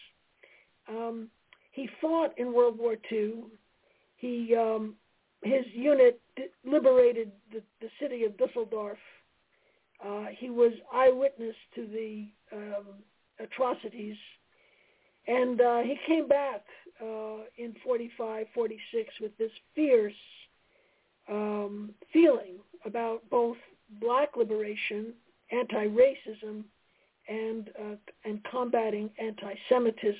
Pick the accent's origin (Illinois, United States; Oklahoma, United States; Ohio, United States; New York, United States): New York, United States; New York City; I was raised in Brooklyn, New York